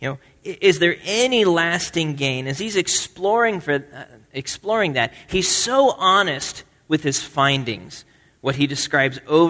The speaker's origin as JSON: {"language": "English", "region": "Nebraska", "country": "United States", "tie": "born or raised there", "moved": "yes", "said": "I grew up in Nebraska, and the winters in Nebraska are not that different from New England."}